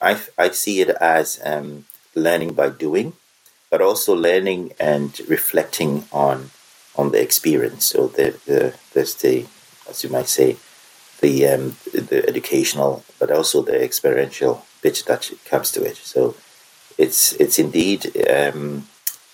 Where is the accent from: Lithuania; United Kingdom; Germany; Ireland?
Germany; moved away; I was brought up in Germany, so I'm bilingual.